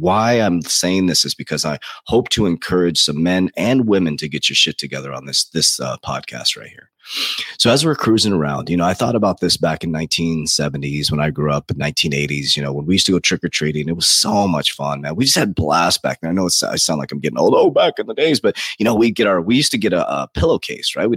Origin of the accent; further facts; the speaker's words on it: United States; Now I'm proud to be an American. I built, you know, $1 million company as an American here